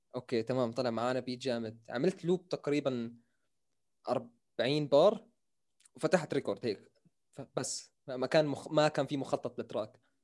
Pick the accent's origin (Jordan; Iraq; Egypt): Jordan; accent: Jordanian; also born or lived in Syria; انا تقريبا من زمان هون مان انا شبه مولود في الاردن